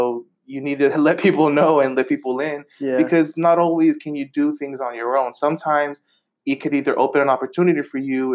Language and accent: English; Bay Point, California, United States; I grew up in Bay Point.